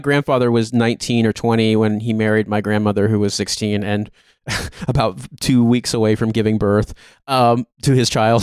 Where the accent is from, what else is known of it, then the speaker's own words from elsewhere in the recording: Indiana, United States; I'm from Indiana.